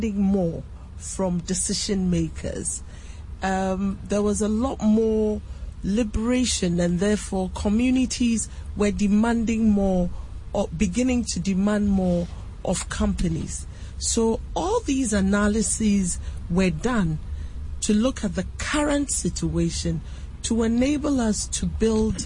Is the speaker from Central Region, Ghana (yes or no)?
yes; Cape Coast, Central Region, Ghana; Commander, my hometown